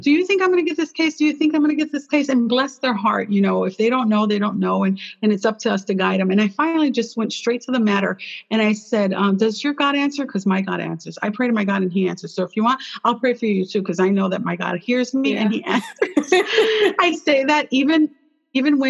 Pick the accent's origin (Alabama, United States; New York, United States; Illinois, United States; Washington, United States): Illinois, United States; Chicago; I was born in Chicago